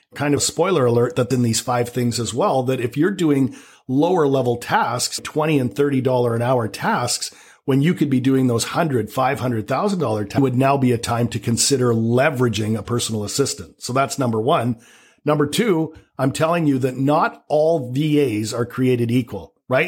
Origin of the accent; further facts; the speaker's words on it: Canada; accent: Canadian; now in Vancouver, Canada; I'm Canadian. You might detect a little bit of a Canadian accent